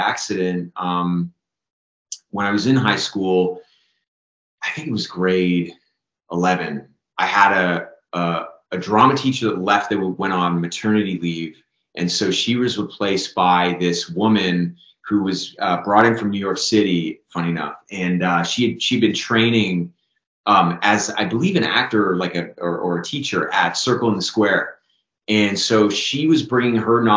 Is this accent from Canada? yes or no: yes; Canada; as a Canadian actor